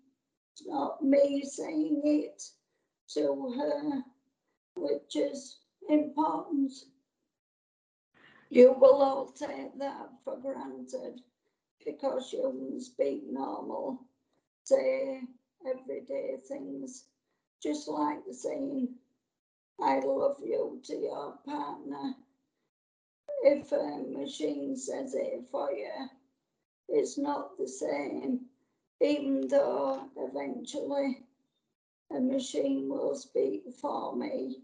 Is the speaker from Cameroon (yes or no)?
no; Yorkshire and the Humber, United Kingdom; accent: Yorkshire; My Yorkshire accent is something that I'm proud of. Apparently, I'm less Yorkshire now than I was when my voice was normal, we'll say.